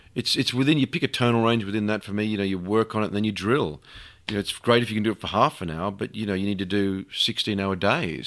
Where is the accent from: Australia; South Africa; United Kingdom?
Australia; as an Australian